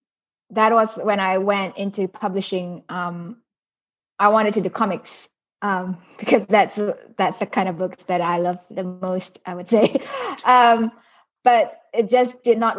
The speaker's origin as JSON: {"language": "English", "country": "Singapore", "tie": "born or raised there", "also_born_or_lived": "Indonesia", "moved": "yes", "lives_now": "Brisbane, Australia", "said": "I live in Brisbane now, but I was born in Indonesia, and then but I grew up in Singapore."}